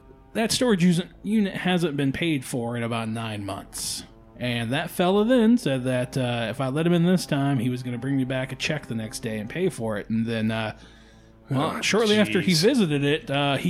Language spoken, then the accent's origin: English; Washington, United States; We're from Washington